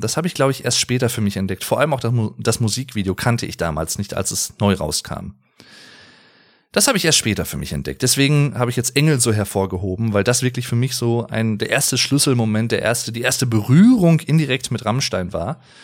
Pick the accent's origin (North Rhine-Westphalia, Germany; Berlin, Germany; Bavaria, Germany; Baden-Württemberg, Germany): North Rhine-Westphalia, Germany; Sauerland; Ich komme aus dem Sauerland, sehr, sehr schöne Gegend übrigens